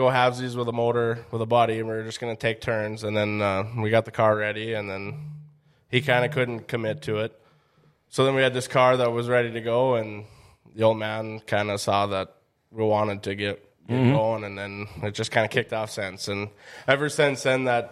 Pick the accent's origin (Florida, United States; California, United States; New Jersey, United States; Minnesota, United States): Minnesota, United States; Karlstad; I was born and raised in Carlstead. Haven't left far